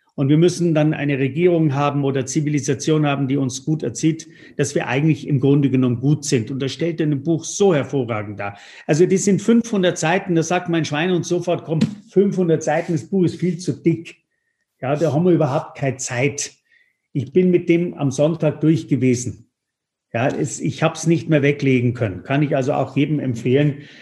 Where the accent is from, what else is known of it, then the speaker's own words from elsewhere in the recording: Tuscany, Italy; moved away; Jetzt komme ich ja aus der Toskana